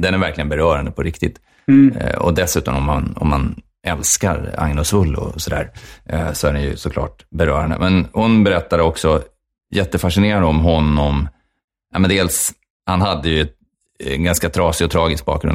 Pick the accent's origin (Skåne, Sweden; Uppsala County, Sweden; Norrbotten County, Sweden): Uppsala County, Sweden; Uppsala; jag är från Uppsala